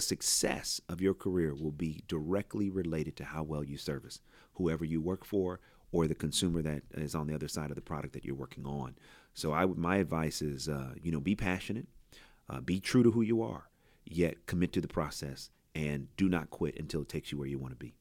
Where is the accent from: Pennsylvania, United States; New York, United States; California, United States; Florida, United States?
California, United States; Oakland; I grew up in Oakland.